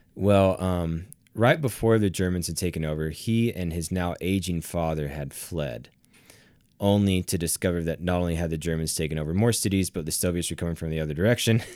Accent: the South, United States; moved away; I come from the South

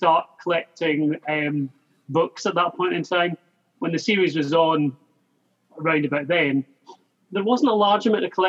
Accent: Scotland, United Kingdom; now in England; I'm from Scotland originally, as you can probably tell by the accent. I live in England now, so I am grand age 48 now.

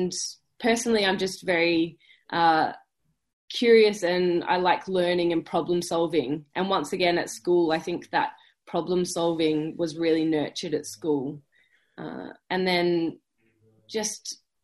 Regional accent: Busselton, Western Australia, Australia; moved away as an adult; also born or lived in Perth, Australia / Melbourne, Australia; now in United Kingdom; I grew up down south, so I'm from Busso

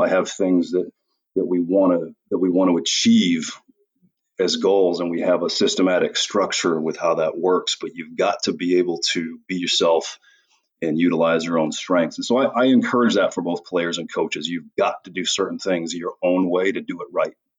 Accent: Portland, Maine, United States; moved away as an adult; also born or lived in Austria; I'm from Portland, Maine

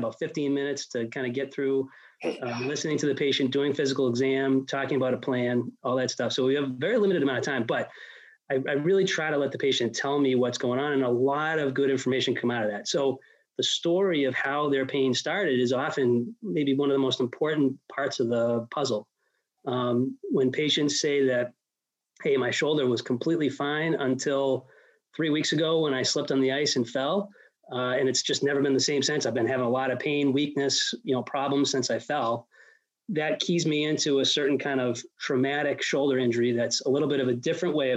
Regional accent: Worcester, Massachusetts, United States; also born or lived in Ithaca, New York / Boston / Rochester, Minnesota / Brooklyn, New York; I'm from Worcester. I grew up here.

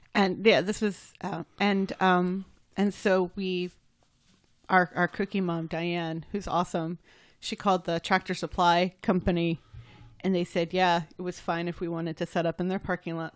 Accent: United States; I'm American

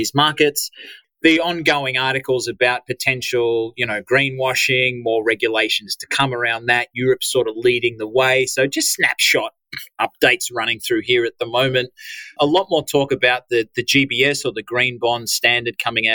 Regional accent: Australia; accent: Aussie; my edgy Aussie accent

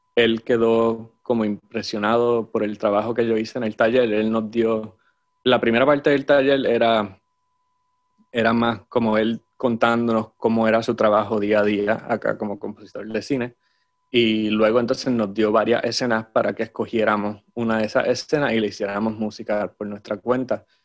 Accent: Aguadilla, Puerto Rico; also born or lived in Moca, Puerto Rico; Nací en Moca, de hecho, pero era simplemente porque era el hospital más cercano. este, pero, o mis padres vivían en Aguadilla en el momento. Yo sí, crecí en Aguadilla

